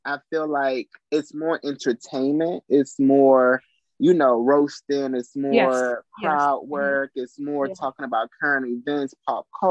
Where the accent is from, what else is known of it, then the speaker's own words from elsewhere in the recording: Trinidad & Tobago; moved away; I'm from Trinidad and Tobago